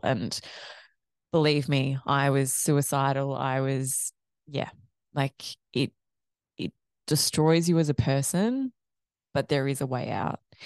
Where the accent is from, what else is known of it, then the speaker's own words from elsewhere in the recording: Australia; also born or lived in Ireland; growing up in Australia